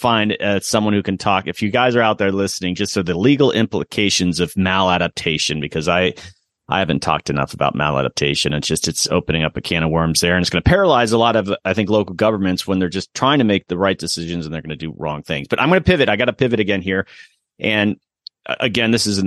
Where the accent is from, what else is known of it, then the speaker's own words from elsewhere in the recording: Florida, United States; moved away; I'm from Florida originally